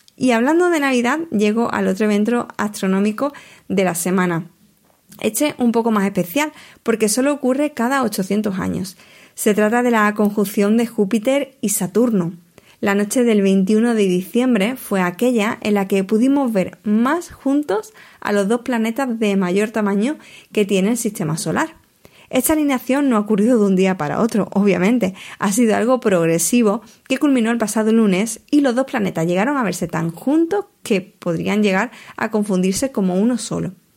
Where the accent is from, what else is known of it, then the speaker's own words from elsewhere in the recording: Huelva, Andalusia, Spain; mi tierra, de Huelva